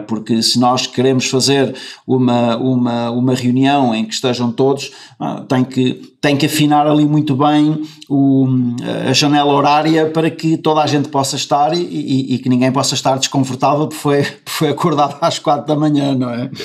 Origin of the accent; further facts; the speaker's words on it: Caminha, Norte, Portugal; now in Spain; eu nasci em Caminha e que eu sou do, que eu sou do Norte e que eu sou de Caminha